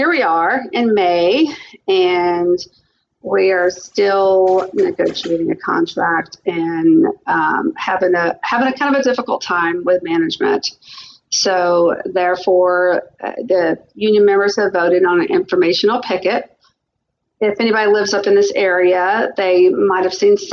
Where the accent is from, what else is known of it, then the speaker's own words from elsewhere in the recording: the South, United States; now in Spokane area, United States; y'all may hear a little bit of an accent. I am from the South